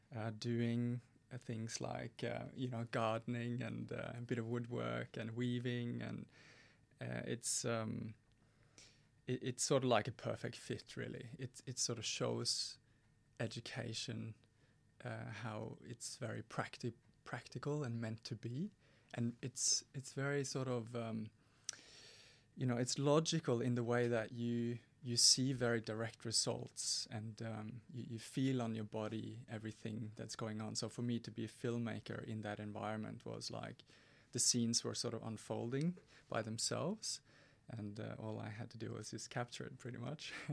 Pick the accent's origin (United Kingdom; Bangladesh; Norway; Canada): Norway; moved away; growing up in Norway in the seventies and eighties.